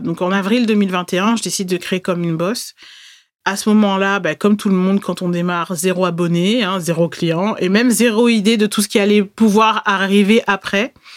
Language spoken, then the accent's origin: French; Bordeaux, Nouvelle-Aquitaine, France; Je suis née à Bordeaux